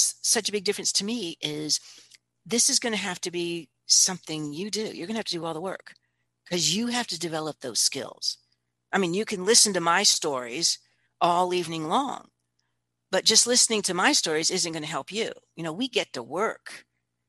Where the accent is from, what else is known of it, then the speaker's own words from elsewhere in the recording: Palermo, Sicily, Italy; I have a book that I've written, a book of stories. And they're all stories of when I grew up in Italy.